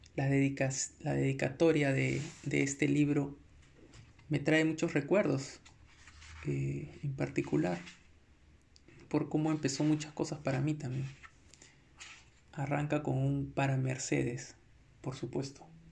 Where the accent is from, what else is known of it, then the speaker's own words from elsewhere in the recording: Lima, Peru; no soy un, un limeño clásico